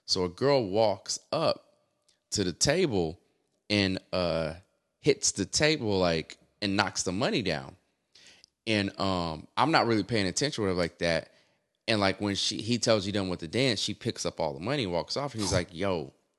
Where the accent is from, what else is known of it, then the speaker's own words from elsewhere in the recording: the South, United States; I can't get down with y'all strip clubs up here, though. I'm from the South.